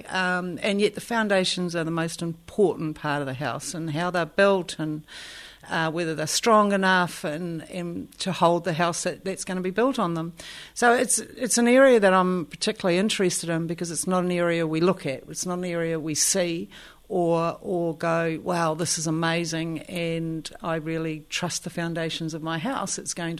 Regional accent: Katikati, Bay of Plenty, New Zealand; born there; also born or lived in Tauranga; oh, yeah, I was born in Katikat. Like that was my – that was the only thing I had to land on.

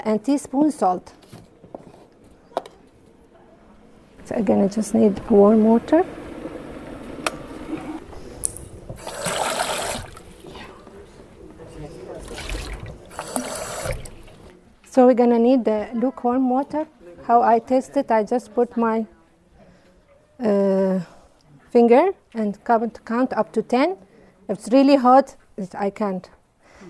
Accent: Iraq; English is a second language; moved away as an adult; now in New Zealand; I'm originally from Iraq. I live here in New Zealand from 2012

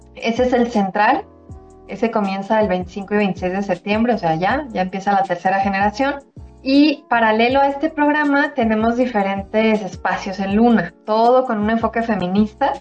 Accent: Mexico; soy mexicana

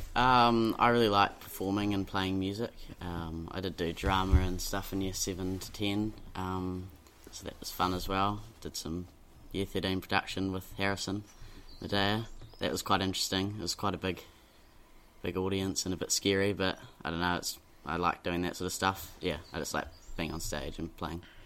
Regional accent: Dunedin, Otago, New Zealand; I grew up in Dunedin. I've been here my whole life.

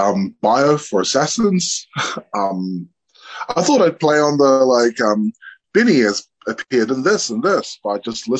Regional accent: Hamilton, Waikato, New Zealand; I am from the Cook Islands, but I was born and raised here. I work at the Meteor Theatre

